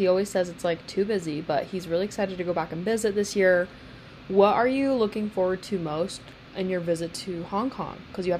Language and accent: English; Utah, United States; We've lived in Utah our entire lives